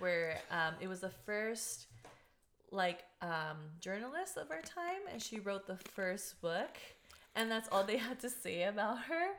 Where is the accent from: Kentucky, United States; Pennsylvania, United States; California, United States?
California, United States; Culver City; also born or lived in Los Angeles / Redondo Beach / Torrance / Manhattan Beach; now in El Segundo, United States; So I grew up in Culver City.